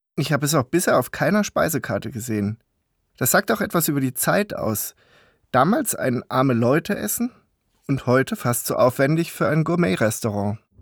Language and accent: German; Karlsruhe, Baden-Württemberg, Germany; Ich komme aus Karlsruhe, tief in Baden. Meine Frau und ich sind mit Pfitzauf aufgewachsen